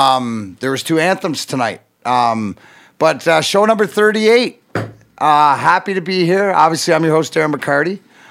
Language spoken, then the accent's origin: English; Detroit, Michigan, United States; he's, you know, solidifies growing up in Detroit to me.